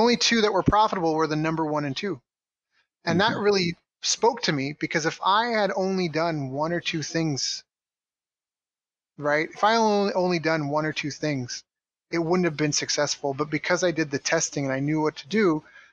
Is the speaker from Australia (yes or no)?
no; Canada; moved away as an adult; also born or lived in Tokyo, Japan / San Diego, United States; I was in my hometown, and I really wanted to leave. I'd already lived in Tokyo, and I lived in other cities around Canada